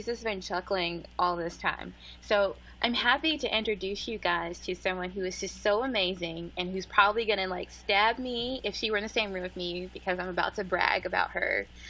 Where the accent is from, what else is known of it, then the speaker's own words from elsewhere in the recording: Louisiana, United States; I was born in Louisiana.